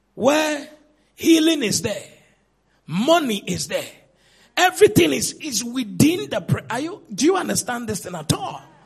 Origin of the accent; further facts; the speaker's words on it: Cape Coast, Central Region, Ghana; I was born in Cape Coast, I grew in Cape Coast